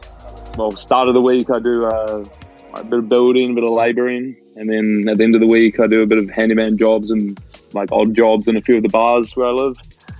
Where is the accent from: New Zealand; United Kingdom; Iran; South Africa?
New Zealand; I'm from New Zealand.